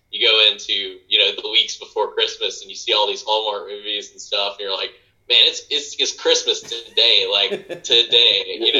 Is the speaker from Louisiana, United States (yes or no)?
no; Norwood, North Carolina, United States; moved away as an adult; now in Charlotte, United States; I grew up in Norwood, North Carolina.